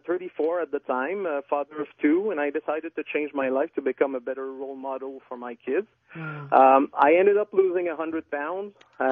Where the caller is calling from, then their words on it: Quebec, Canada; accent: little accent; first language French; English is a second language; Well, I'm calling from Quebec, in fact.